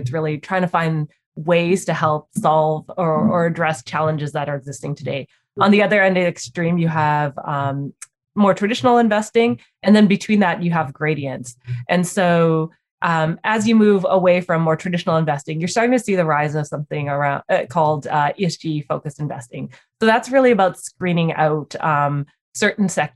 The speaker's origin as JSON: {"language": "English", "town": "Vancouver", "region": "British Columbia", "country": "Canada", "tie": "born or raised there", "also_born_or_lived": "Calgary, Canada / Toronto, Canada", "said": "we moved to Vancouver, and I've grown up in Vancouver since"}